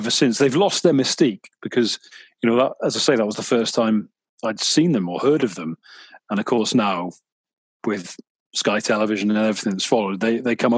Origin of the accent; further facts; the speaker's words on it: Mid Wales, United Kingdom; growing up in Mid Wales as I did